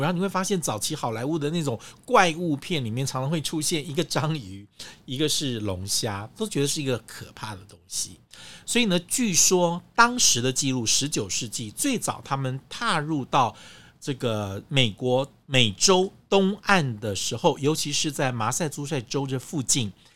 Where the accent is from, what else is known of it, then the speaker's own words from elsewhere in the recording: Taiwan; 像我们中国人，像台湾人